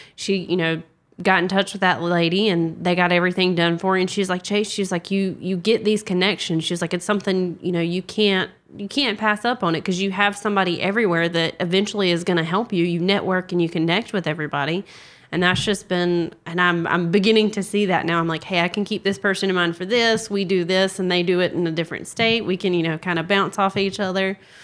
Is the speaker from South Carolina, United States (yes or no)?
yes; South Carolina, United States; I'm from South Carolina.